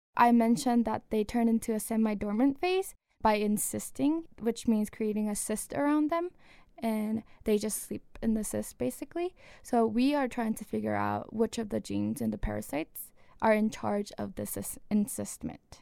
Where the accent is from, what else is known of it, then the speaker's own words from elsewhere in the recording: South Korea; moved away; I grew up in Korea, South Korea